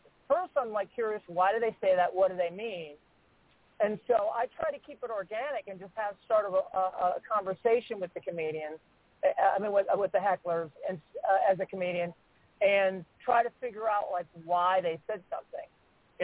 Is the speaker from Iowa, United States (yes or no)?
no; Cleveland, Ohio, United States; also born or lived in Memphis, Tennessee; I was born and raised in Cleveland, Ohio, I spent sixth and part of seventh grade in Memphis, Tennessee